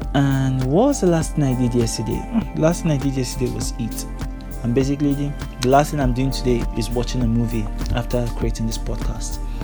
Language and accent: English; Nigeria; I'm from Nigeria. I'm a Nigerian man.